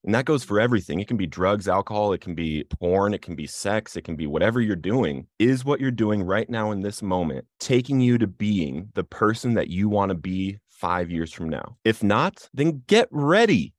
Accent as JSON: {"language": "English", "town": "Littleton", "region": "Colorado", "country": "United States", "tie": "born or raised there", "said": "I grew up in Littleton, Colorado in the Columbine community"}